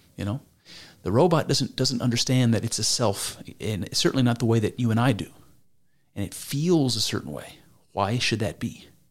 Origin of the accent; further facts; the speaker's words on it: United States; I'm, I'm American